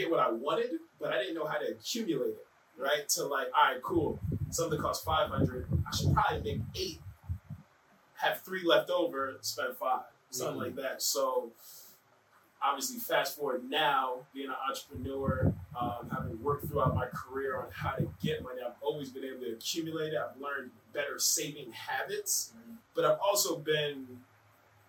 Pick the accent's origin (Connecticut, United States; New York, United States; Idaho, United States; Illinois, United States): Connecticut, United States; Manchester; growing up in Manchester